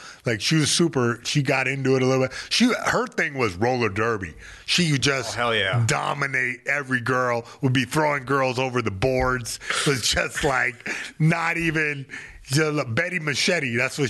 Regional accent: Fayetteville, North Carolina, United States; now I made peace where I came from Fayetteville, North Carolina.

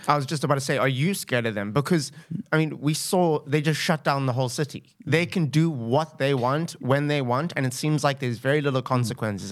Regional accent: Cape Town, Western Cape, South Africa; also born or lived in Zimbabwe; I'm from Cape Town, actually from Zimbabwe

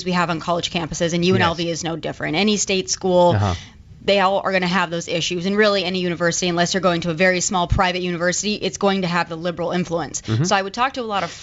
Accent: Rapid City, South Dakota, United States; moved away as an adult; my hometown is about 70,000 people, and that's the second largest city in the state of South Dakota

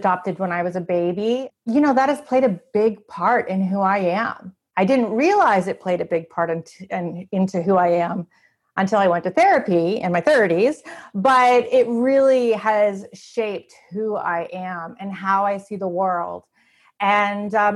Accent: Canada; moved away as an adult; now in United States; I grew up in Canada. I still feel very Canadian

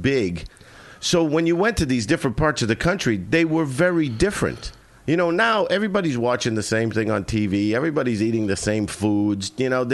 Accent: Boston, Massachusetts, United States; moved away as an adult; also born or lived in Los Angeles; I grew up in East Boston

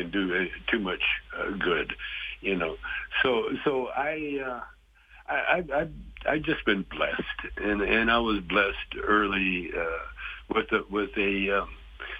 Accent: Calgary, Alberta, Canada; moved away; growing up in Calgary

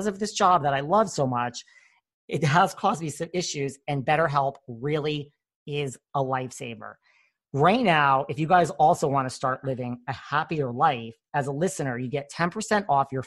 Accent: New York, United States; I'm from New York

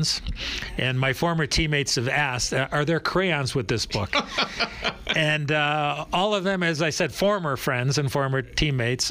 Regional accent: Chicago, Illinois, United States; as a young kid growing up in Chicago

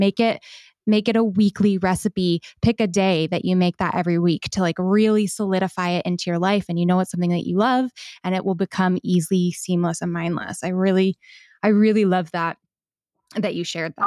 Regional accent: United States; being an American

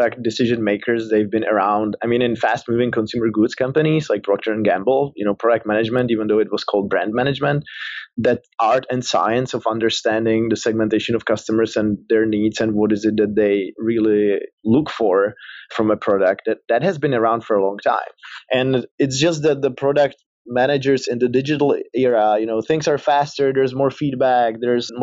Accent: Prague, Czechia; moved away as an adult; also born or lived in Silicon Valley, United States; I'm from the Czech Republic, from Prague originally, that's the accent, but then I moved to Silicon Valley

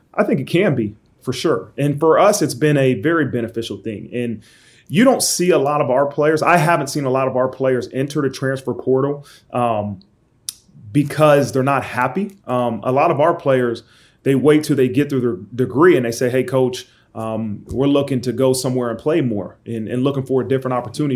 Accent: Dayton, Ohio, United States; growing up in Dayton, Ohio

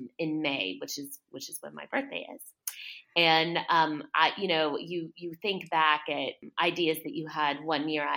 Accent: South Texas, United States; also born or lived in New York; now in Savannah, United States; I grew up in South Texas, and then I moved to Savannah, a long time ago, because South Texas is so hot

